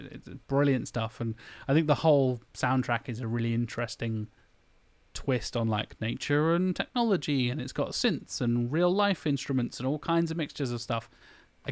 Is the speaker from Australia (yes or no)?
no; United Kingdom; we're British